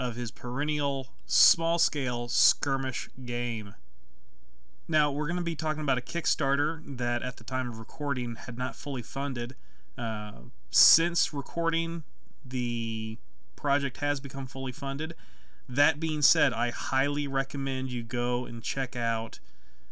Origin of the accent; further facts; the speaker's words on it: Lee's Summit, Missouri, United States; we're both from the Kansas City area. You're just a little bit north of me in Independence. I went to high school in Lee Summit